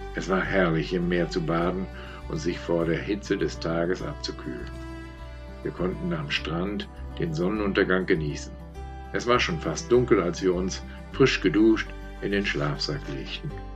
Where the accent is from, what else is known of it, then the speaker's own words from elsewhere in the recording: Germany; als Deutsche